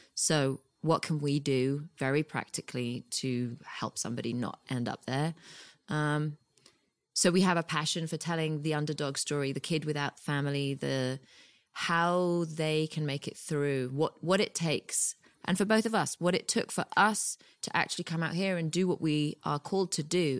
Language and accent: English; United Kingdom; moved away as an adult; now in Los Angeles, United States